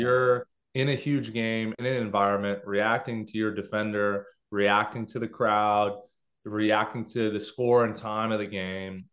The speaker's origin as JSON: {"language": "English", "town": "Los Angeles", "region": "California", "country": "United States", "tie": "born or raised there", "said": "I grew up in Los Angeles, uh, you know, Southern California"}